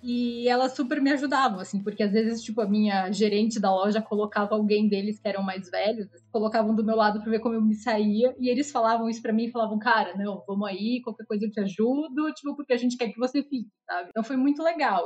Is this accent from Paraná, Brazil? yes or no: yes; Curitiba, Paraná, Brazil; moved away as an adult; also born or lived in Milan; now in São Paulo, Brazil; eu sou de Curitiba.